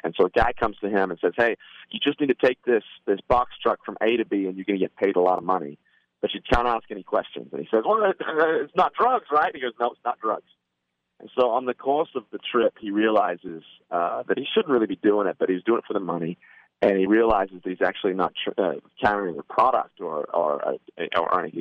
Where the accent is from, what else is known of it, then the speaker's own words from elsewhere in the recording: Australia; now in Nashville, United States; my brother … and I are originally born in Australia